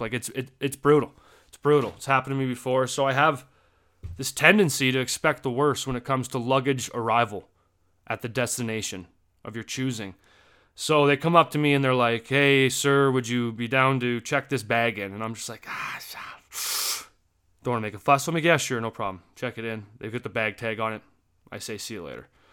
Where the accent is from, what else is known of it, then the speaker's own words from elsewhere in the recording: Canada; As a Canadian